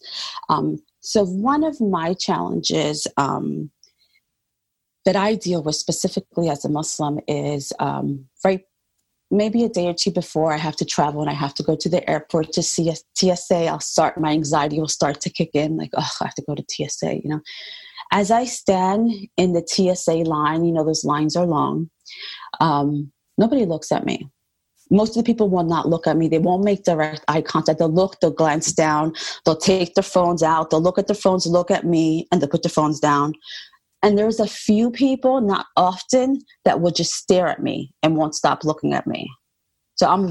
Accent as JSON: {"language": "English", "country": "United States", "tie": "born or raised there", "said": "I was born in the United States. My parents are from Puerto Rico."}